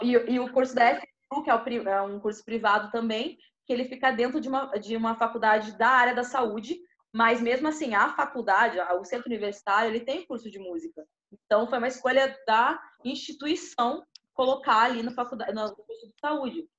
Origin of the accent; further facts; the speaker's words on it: Porto Alegre, Rio Grande do Sul, Brazil; moved away as an adult; da cidade onde eu, onde eu nasci, que é Porto Alegre, Rio Grande do Sul